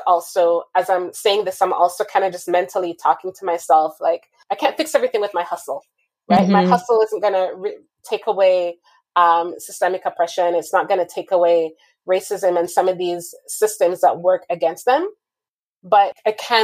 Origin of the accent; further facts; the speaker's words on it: Jamaica; moved away; growing up in Jamaica